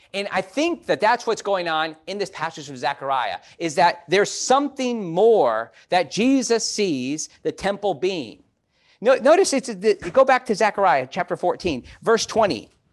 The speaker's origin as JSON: {"language": "English", "town": "Chicago", "region": "Illinois", "country": "United States", "tie": "born or raised there", "moved": "yes", "said": "growing up in Chicago"}